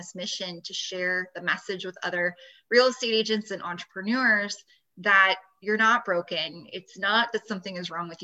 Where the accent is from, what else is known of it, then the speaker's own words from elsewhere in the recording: Los Angeles, California, United States; moved away as an adult; now in Las Vegas, United States; I'm from the Los Angeles area